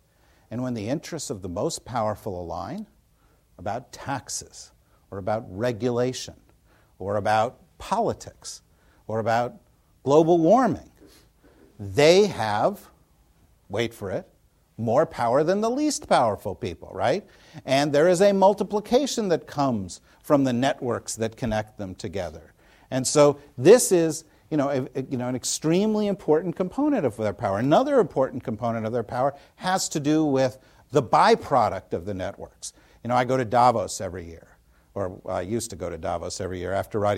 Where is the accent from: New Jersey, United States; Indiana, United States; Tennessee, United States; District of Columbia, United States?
New Jersey, United States; when Tina and I were growing up in New Jersey, you know, I heard about the World Jewish Conspiracy